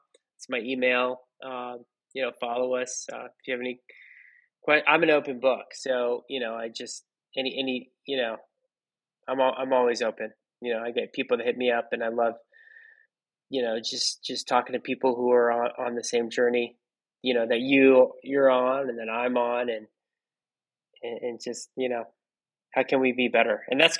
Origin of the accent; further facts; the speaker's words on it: Philippines; I'm not as young as I look. I'm Filipino